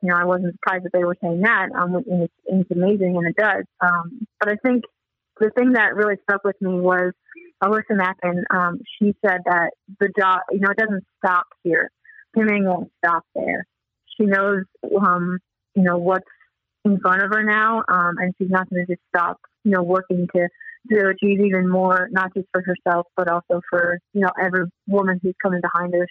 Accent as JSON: {"language": "English", "town": "Des Moines", "region": "Iowa", "country": "United States", "tie": "born or raised there", "said": "I grew up in Des Moines, Iowa"}